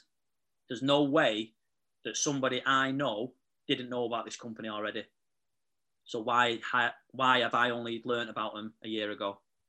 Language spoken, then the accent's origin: English; Manchester, North West England, United Kingdom; So I'm 31 from Manchester.